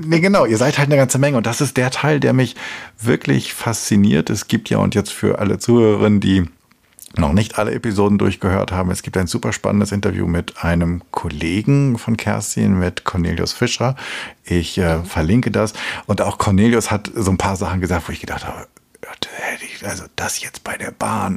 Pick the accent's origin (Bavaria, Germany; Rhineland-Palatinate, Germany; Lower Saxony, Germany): Lower Saxony, Germany; Hamelin; ich komme aus der Rattenfängerstadt